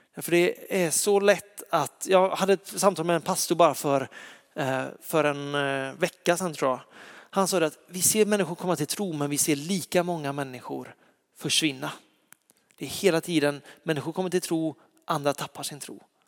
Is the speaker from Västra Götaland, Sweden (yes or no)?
yes; Lysekil, Västra Götaland, Sweden; jag är uppväxt i Lysekil, i en fantastisk församling